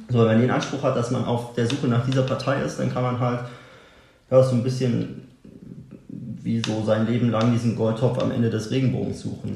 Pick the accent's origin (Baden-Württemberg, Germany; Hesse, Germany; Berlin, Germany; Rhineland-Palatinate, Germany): Berlin, Germany; also born or lived in Neubrandenburg, Mecklenburg-Vorpommern; dann sind wir irgendwie nach Berlin gezogen